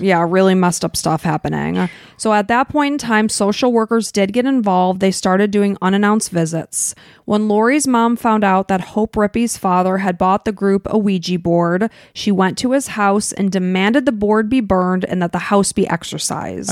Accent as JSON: {"language": "English", "town": "Chicago", "region": "Illinois", "country": "United States", "tie": "born or raised there", "said": "we grew up in Chicago"}